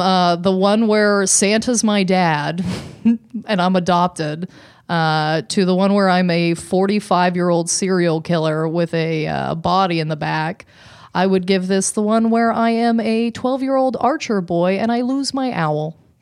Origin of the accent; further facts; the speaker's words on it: Canada; as a Canadian